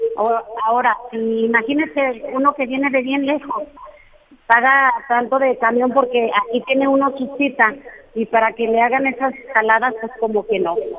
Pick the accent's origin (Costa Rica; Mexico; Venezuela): Mexico; Zacatecas; now in Aguascalientes, Mexico; yo no soy de aquí tampoco, yo soy del estado de Zacatecas y yo vivo aquí en Aguascalientes